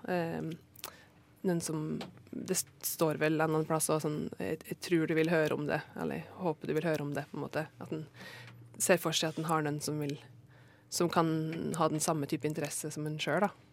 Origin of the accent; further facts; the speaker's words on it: Norway; jeg er jo eh, fra Norge